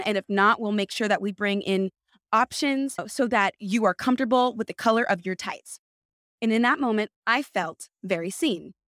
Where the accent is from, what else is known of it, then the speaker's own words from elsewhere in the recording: California, United States; now in New York, United States; I'm from California